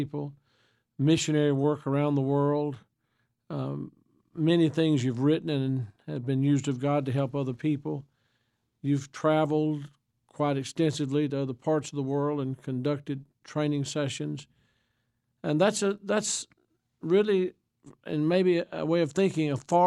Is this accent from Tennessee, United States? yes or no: yes; Tennessee, United States; also born or lived in Cape Coral, Florida; I grew up here in Tennessee